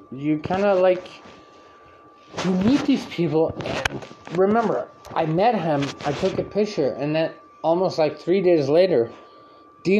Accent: Canada; I'm from Canada.

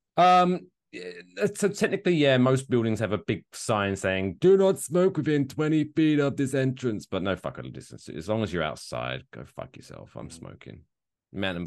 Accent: United Kingdom; I'm British

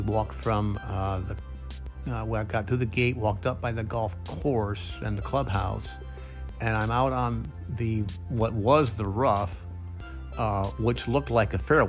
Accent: Indiana, United States; So the fairway looked like a putting green where I came from Indiana.

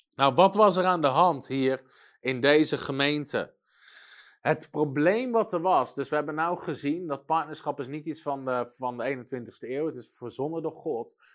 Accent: Netherlands

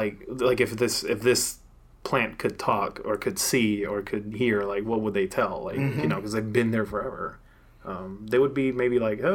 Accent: Puerto Rico; moved away; also born or lived in Atlanta / Tucson; I grew up in tropical weather. I'm from Puerto Rico originally. So I'm used to the Caribbean. I'm used to like that beach weather. And then I moved to Atlanta.

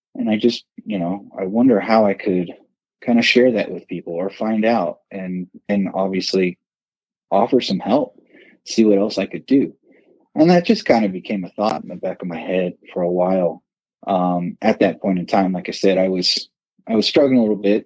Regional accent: Southern California, United States; moved away as an adult; also born or lived in Arcadia, California; now in Reno, United States; I actually grew up in Southern California

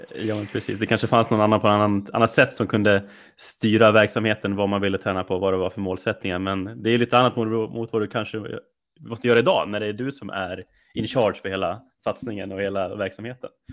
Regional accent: Rättvik, Dalarna County, Sweden; moved away; Jag som är uppvuxen uppe i Rättvik i Dalarna

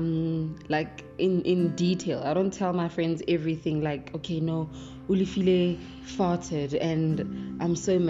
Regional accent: South Africa; we are South African

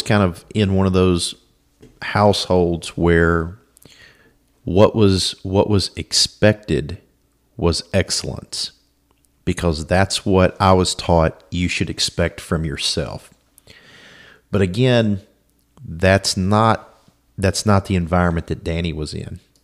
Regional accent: Alexandria, Louisiana, United States; I was born in Alexandria, Louisiana, uh, to my mom and dad.

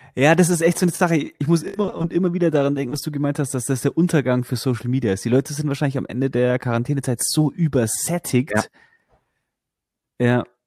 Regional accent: Bavaria, Germany; bei uns in Bayern

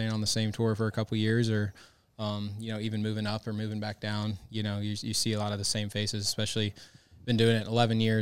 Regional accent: Cary, North Carolina, United States; now in Ponte Vedra Beach, United States; from Cary, North Carolina

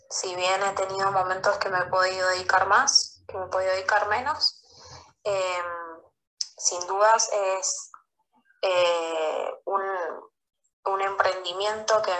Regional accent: Mendoza, Argentina; Soy de Mendoza

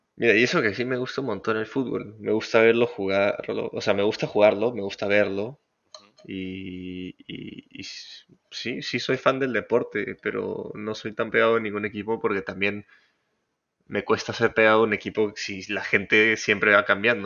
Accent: Peru

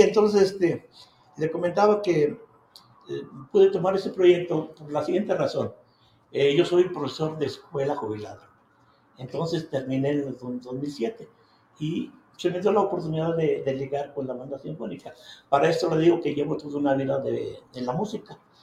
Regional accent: Ojocaliente, Zacatecas, Mexico; mi pueblo

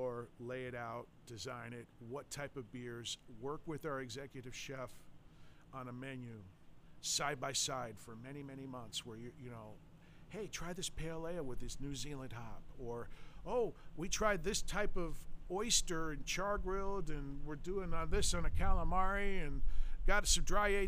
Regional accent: Tampa, Florida, United States; I was born and raised here in Tampa Bay

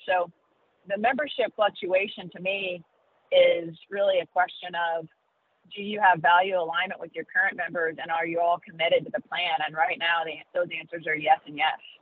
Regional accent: Pinckneyville, Illinois, United States; I grew up in Southern Illinois, which is in a small town called Pinckneyville

